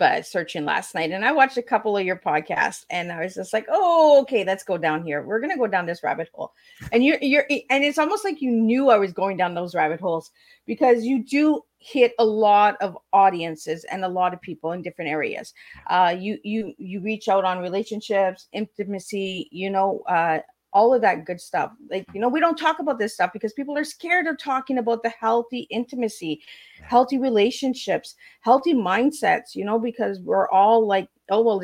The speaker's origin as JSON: {"language": "English", "country": "Canada", "said": "I'm a Canadian"}